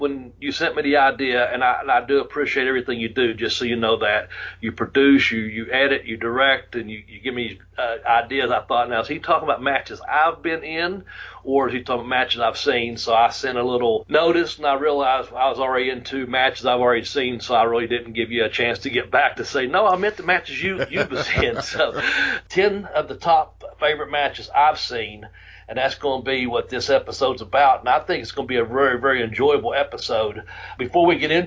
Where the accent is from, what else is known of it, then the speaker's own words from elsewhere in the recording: Ashland, Kentucky, United States; we're coming to you from the Ashley, Kentucky National Guard Armory. And that's, of course, in my hometown.